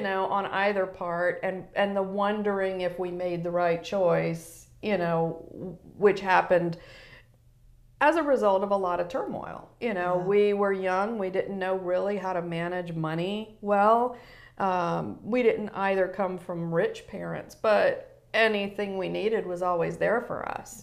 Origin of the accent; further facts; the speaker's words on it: Newport News, Virginia, United States; moved away as an adult; I grew up in Newport News, Virginia.